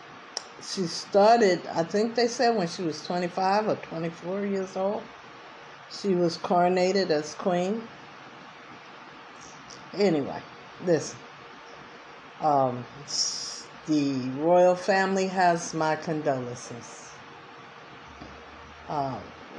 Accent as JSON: {"language": "English", "region": "East Coast", "country": "United States", "said": "I'm from the East Coast"}